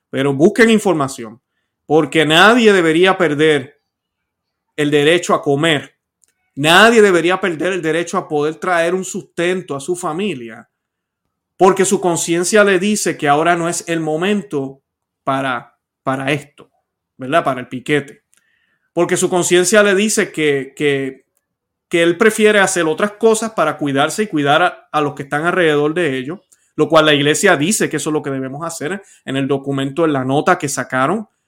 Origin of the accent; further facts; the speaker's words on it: Puerto Rico; voy a hablar de Puerto Rico hoy eh, y yo soy puertorriqueño para los que no lo saben.